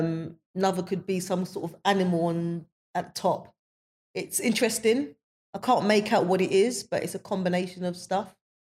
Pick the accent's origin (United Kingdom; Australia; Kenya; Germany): United Kingdom; London; I was born in, I believe I was born in Mother's Square. That's at Mother's Hospital in Clapton. At the time, my parents would have been living in a manor house. So it's an estate called Amwell Court Estate. And that's where we grew up.